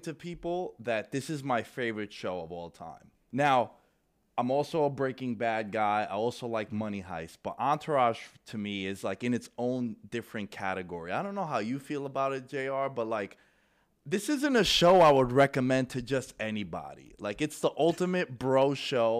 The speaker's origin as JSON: {"language": "English", "town": "New York City", "region": "New York", "country": "United States", "tie": "born or raised there", "said": "Born and raised in New York. Um, Queens Boulevard is three blocks away"}